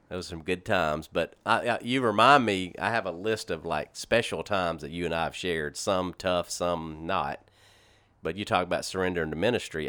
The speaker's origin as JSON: {"language": "English", "town": "Shreveport", "region": "Louisiana", "country": "United States", "tie": "born or raised there", "also_born_or_lived": "Corpus Christi, Texas / Baton Rouge, Louisiana", "moved": "as an adult", "said": "I grew up in Shreveport Bossier my whole life up until nineteen ninety, or two thousand six when I moved"}